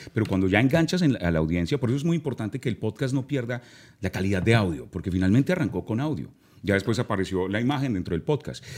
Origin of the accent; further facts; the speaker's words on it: Manizales, Caldas, Colombia; crecí en Manizales, gran parte de mi niñez fue en la ciudad de Manizales, en el eje cafetero